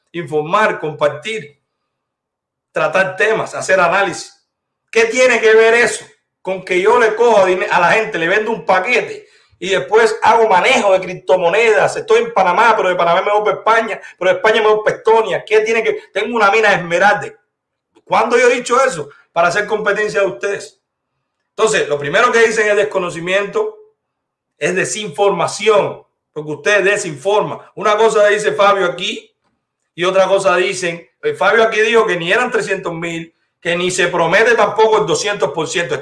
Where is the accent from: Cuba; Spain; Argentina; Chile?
Cuba; now in United States; Yo vivo en la Florida. Usted es cubana de Camagüey, yo soy cubano de toda Cuba.